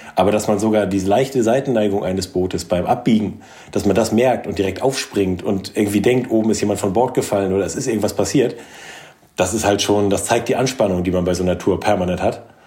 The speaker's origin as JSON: {"language": "German", "town": "Norderney", "region": "Lower Saxony", "country": "Germany", "tie": "born or raised there", "also_born_or_lived": "Kiel", "moved": "yes", "said": "Ich bin auf Norderney aufgewachsen"}